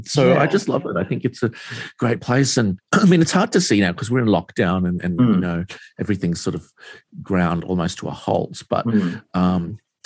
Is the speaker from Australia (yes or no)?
yes; Queensland, Australia; now in Sydney, Australia; I am actually from Queensland originally. I was born in Queensland, but I moved south. Usually it's the other way around. People tend to move to Queensland, but I went against the tide for some reason.